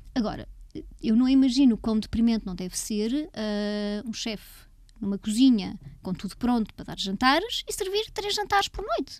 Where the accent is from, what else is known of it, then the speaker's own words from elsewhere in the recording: Leiria, Leiria District, Portugal; Eu cresci em Leiria